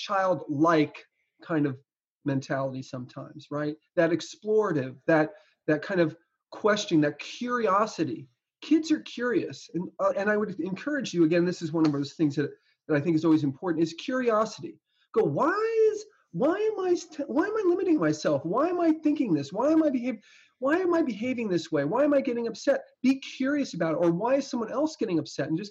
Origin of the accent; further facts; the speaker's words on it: New Jersey, United States; I grew up in New Jersey